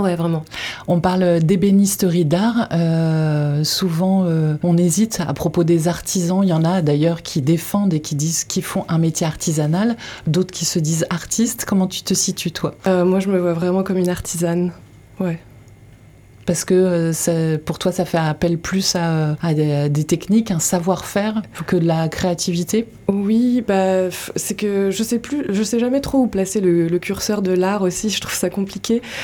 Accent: Paris region, Île-de-France, France; moved away as an adult; also born or lived in Montreal, Canada; now in Landes, France; de région parisienne

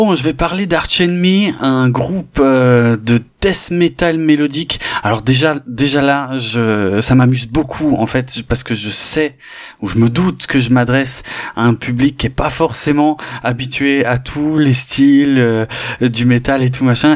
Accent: Mulhouse, Grand Est, France; j'ai grandi à Mulhouse

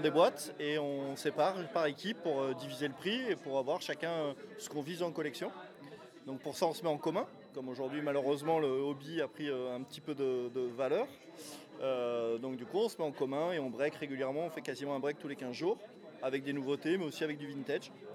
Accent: Toulouse, Occitania, France; moi je suis toulousain

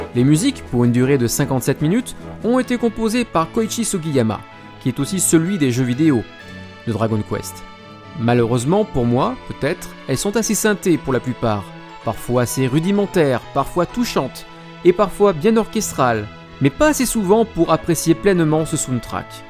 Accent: France; chez nous en France

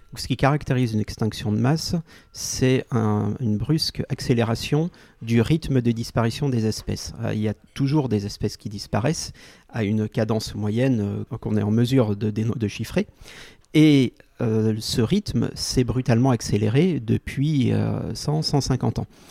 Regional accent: Lyon, Auvergne-Rhône-Alpes, France; le quartier de mon enfance à Lyon

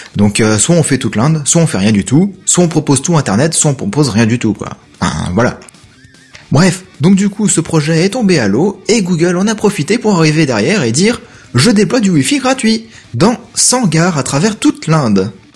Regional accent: France; les villages chez nous en France

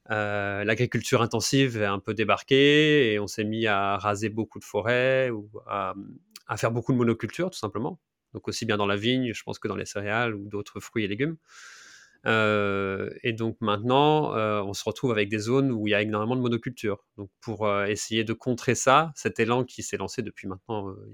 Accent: Grand Est, France; car je suis lorrain, donc du nord-est de la France.

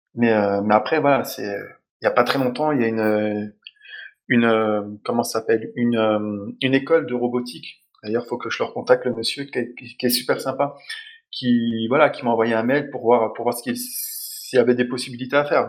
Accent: Dijon, Bourgogne-Franche-Comté, France; je suis de Dijon aussi

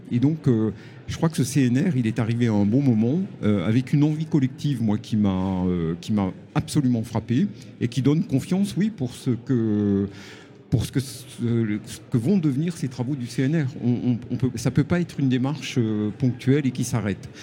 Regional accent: Chambéry, Auvergne-Rhône-Alpes, France; ma ville natale de Chambéry

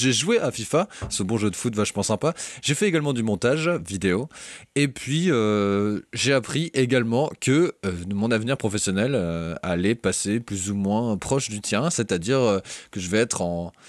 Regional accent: Brittany, France; en tant que breton

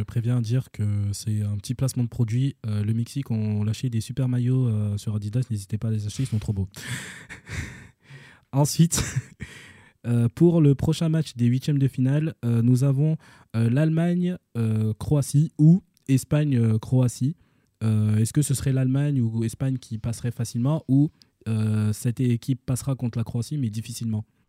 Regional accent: Senegal; en tant que Sénégalais

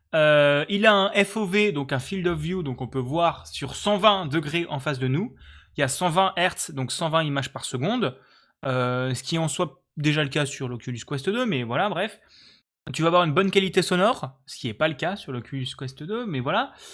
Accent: Lorraine, Grand Est, France; now in Alsace, France; je suis Lorrain et même pas Alsacien.

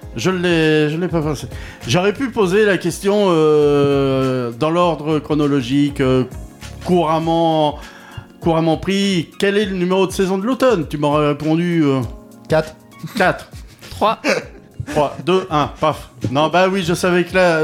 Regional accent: Touraine, Centre-Val de Loire, France; Chez nous en Touraine.

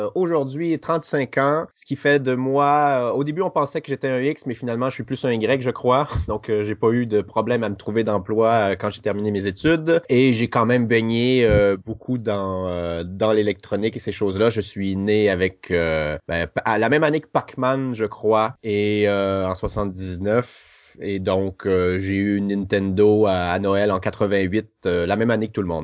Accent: Lac Saint-Jean, Quebec, Canada; Je suis né dans la ville de Québec, et mhm. puis, euh, j'ai passé toute mon, mon, enfance pardon, à environ 250 km au nord, euh, dans une région qui s'appelle le lac Saint-Jean

